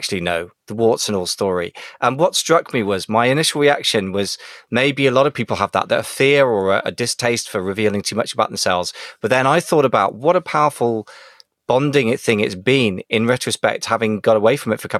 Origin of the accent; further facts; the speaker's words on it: United Kingdom; as a Brit